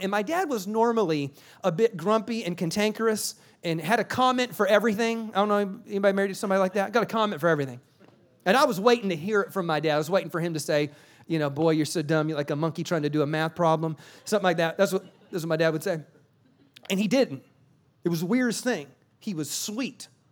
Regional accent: South Carolina, United States; now in California, United States; I live in California, but I'm from South Carolina

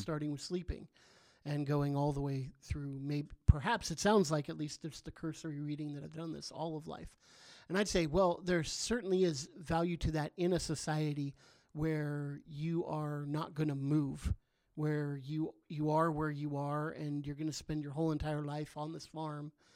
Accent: Southern California, United States; now in Chico, United States; I grew up in Southern California. Um, so I've been a Californian my whole life

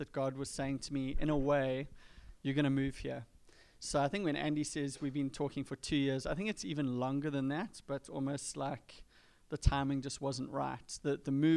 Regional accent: Durban, KwaZulu-Natal, South Africa; moved away as an adult; I'm kind of born and bred in Durban, have lived there my entire life on the east coast of South Africa.

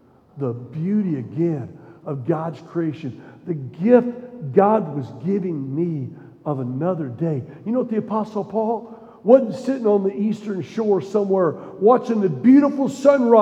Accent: Missouri, United States; also born or lived in Tennessee; I grew up in Missouri, would spend my summers in the Ozark Mountains

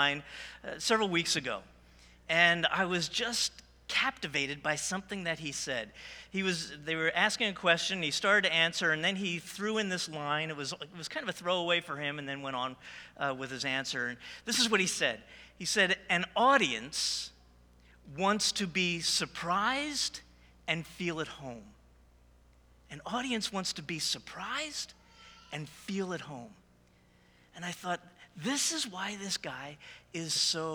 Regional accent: New Jersey, United States; I was born and raised in New Jersey

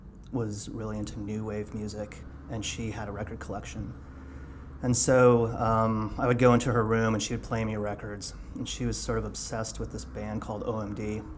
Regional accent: Santa Fe, New Mexico, United States; also born or lived in Colorado / Southwest; growing up in New Mexico, there was kind of like a really good, healthy punk scene there.

